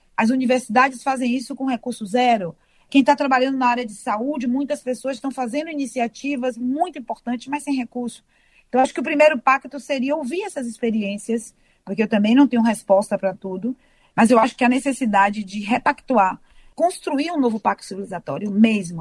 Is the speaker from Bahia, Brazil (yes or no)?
yes; Salvador, Bahia, Brazil; eu sou de Salvador